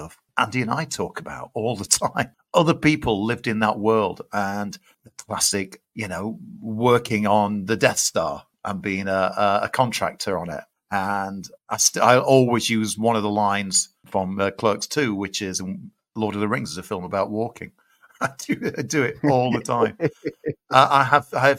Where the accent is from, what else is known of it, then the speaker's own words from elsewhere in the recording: Sheffield, Yorkshire and the Humber, United Kingdom; I'm a kid from Sheffield